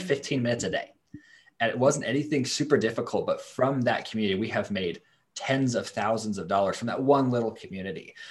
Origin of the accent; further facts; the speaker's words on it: Idaho, United States; I'm from Idaho. We're in Idaho right now